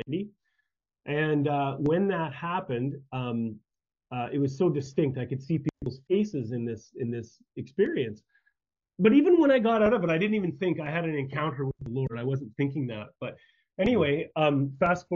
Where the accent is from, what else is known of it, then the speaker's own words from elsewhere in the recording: Saskatchewan, Canada; moved away; I grew up in Saskatchewan, which one province over, and grew up on a small farming community. Grew up on a farm